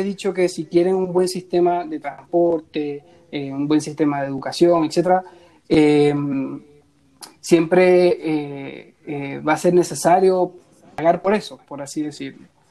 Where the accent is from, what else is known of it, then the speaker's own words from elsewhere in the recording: Zulia, Venezuela; moved away as an adult; now in Chile; yo vivía en el estado Zulia ¿cierto? Yo me gradué como ingeniero de sistema en septiembre del 2017 y me vine a vivir acá en Chile